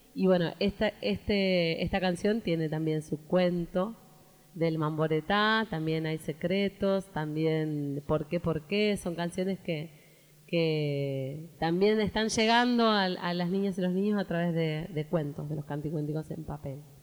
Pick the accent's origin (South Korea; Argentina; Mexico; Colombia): Argentina; Santa Fe; nos venimos de Santa Fe toda la familia